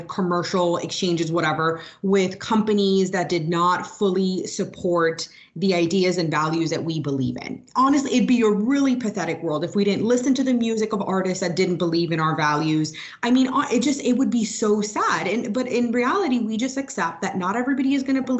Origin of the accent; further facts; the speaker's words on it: Miami / South Florida, United States; who grew up in Miami or like South Florida